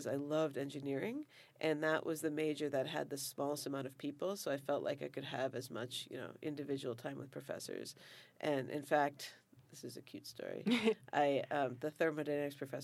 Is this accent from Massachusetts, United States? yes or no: yes; Foxborough, Massachusetts, United States; moved away as an adult; now in Santa Barbara, United States; I grew up in Foxborough, Massachusetts, which was 99%, 99.99% probably white